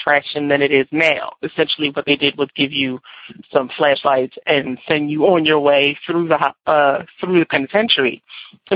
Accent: Philadelphia, Pennsylvania, United States; I'm from Philadelphia, Pennsylvania

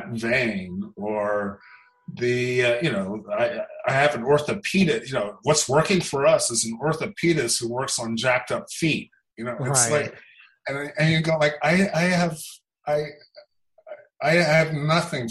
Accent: Los Angeles, California, United States; I grew up in Los Angeles

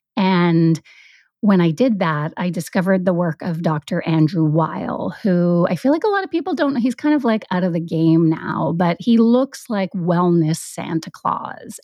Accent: Vancouver Island, British Columbia, Canada; moved away as an adult; now in Vancouver, Canada; I grew up on Vancouver Island

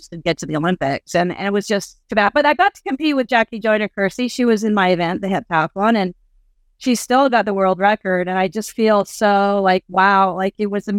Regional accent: Canada; also born or lived in Nigeria; I'm a Canadian living in Africa

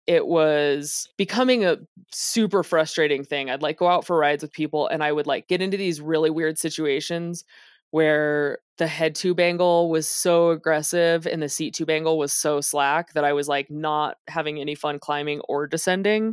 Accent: Las Vegas, Nevada, United States; moved away; also born or lived in Los Angeles; I grew up in Las Vegas.

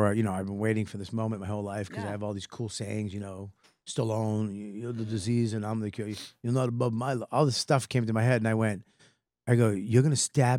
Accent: Boston, Massachusetts, United States; But I'm from Boston and I went, words?

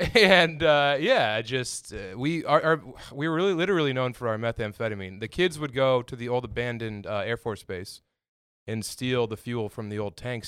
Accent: Elizabeth, Colorado, United States; I'm from Elizabeth, Colorado, on the Eastern Plains of Colorado.

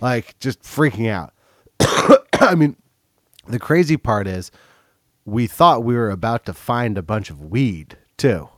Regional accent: Berkeley, California, United States; I grew up in Berkeley.

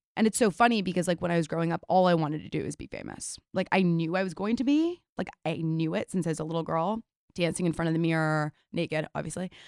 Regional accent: New York City, New York, United States; I'm born and raised in New York City

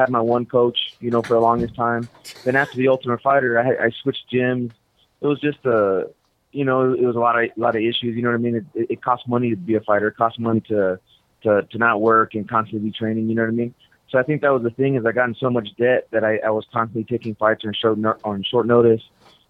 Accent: El Paso, Texas, United States; Oh, no. No, of course not. When I was young, we all used to go to Juarez. It was before it got crazy.

